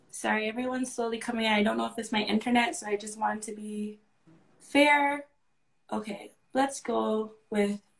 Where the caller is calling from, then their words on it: Maryland, United States; I'm from Maryland and I heard about you through my um cousin.